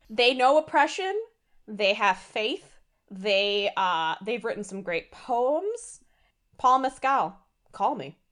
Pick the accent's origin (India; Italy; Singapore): India; as an Indian